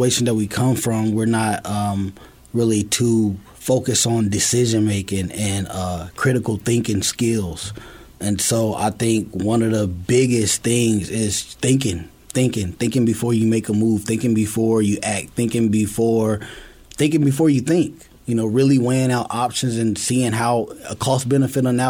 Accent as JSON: {"language": "English", "town": "Chicago", "region": "Illinois", "country": "United States", "tie": "born or raised there", "moved": "as an adult", "lives_now": "Iowa, United States", "said": "starting out as a youth in Chicago"}